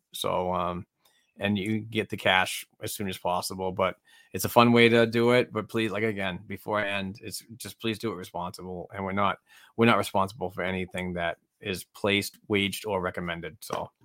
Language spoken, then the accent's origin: English; Amesbury, Massachusetts, United States; my hometown of Amesbury, Mass